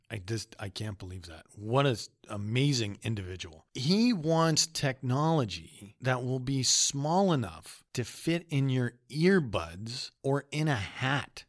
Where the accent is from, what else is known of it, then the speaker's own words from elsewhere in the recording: Canada; also born or lived in Winnipeg, Manitoba; we're young people from Canada.